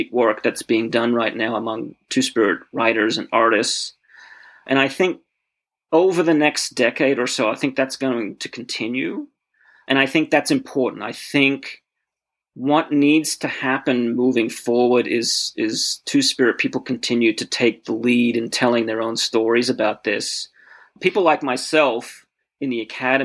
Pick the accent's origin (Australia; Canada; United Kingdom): Australia; moved away as an adult; now in United States; I grew up in Australia, or came of age in Australia in the late 1980s and early 1990s